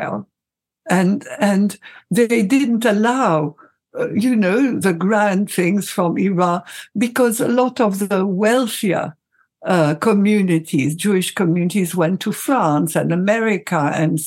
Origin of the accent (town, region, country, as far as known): Egypt; moved away; also born or lived in Europe